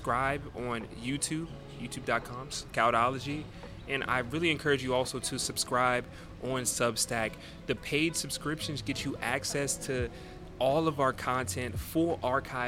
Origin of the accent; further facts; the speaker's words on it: United States; I'm super American